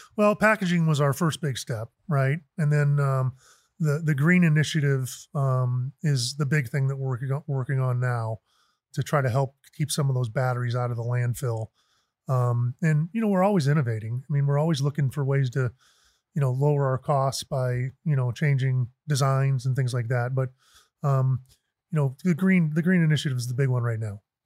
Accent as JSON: {"language": "English", "area": "Chicago suburbs", "region": "Illinois", "country": "United States", "tie": "born or raised there", "also_born_or_lived": "San Francisco", "moved": "yes", "lives_now": "Arizona, United States", "said": "I grew up in the Chicago suburbs."}